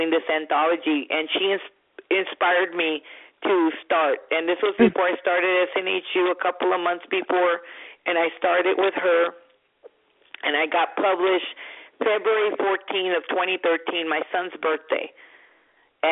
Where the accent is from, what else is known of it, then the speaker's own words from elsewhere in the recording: Brownsville, Texas, United States; moved away as an adult; now in North Carolina, United States; I grew up in a Hispanic family, and a Mexican American, you know, and I'm from Brownsville, Texas, but my family has been from Mexico